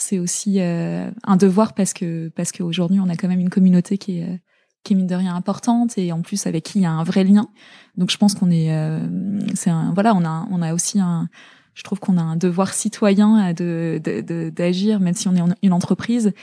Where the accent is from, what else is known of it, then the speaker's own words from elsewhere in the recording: La Garenne-Colombes, Île-de-France, France; also born or lived in Zaire (DR Congo); on est rentré en euh, en élément, à l'élémentaire, j'étais en, j'étais en, à la Garenne Colombe